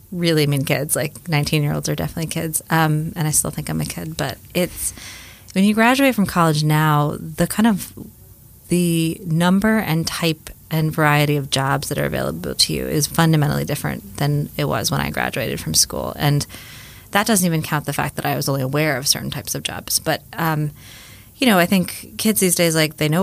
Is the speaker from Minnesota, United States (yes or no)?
no; Miami, Florida, United States; moved away; I grew up in Miami, Florida